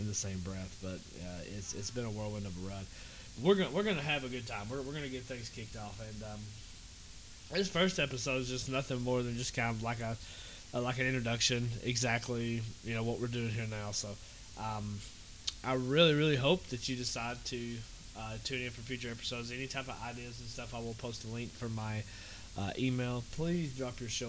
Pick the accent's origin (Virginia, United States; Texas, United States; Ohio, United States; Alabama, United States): Alabama, United States; Northwest; accent: Forrest Gump accent; I am from Alabama. If you can't tell by the Forrest Gump accent I have going on